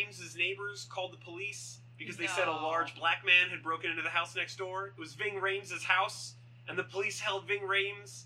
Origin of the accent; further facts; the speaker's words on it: Philadelphia, Pennsylvania, United States; I'm from Philly